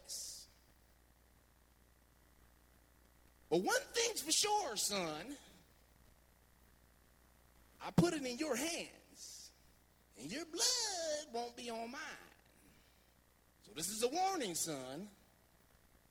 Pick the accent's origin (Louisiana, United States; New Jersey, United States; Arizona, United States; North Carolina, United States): New Jersey, United States; Montclair; I grew up in Montclair, New Jersey.